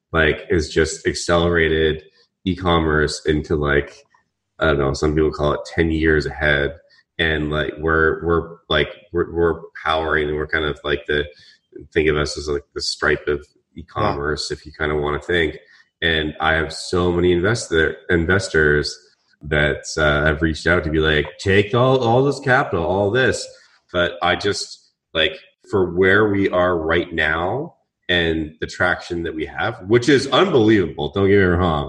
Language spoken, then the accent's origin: English; Vancouver, British Columbia, Canada; moved away; I'm Canadian from Vancouver